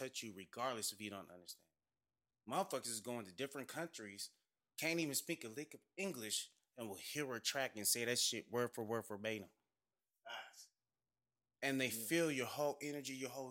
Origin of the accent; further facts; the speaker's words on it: Arizona, United States; I'm from Arizona